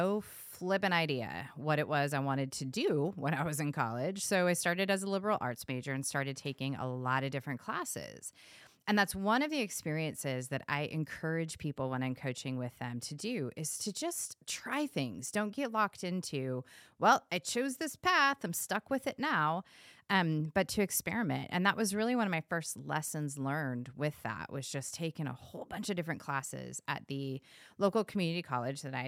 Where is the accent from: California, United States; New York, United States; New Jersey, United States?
California, United States; I was born and raised in California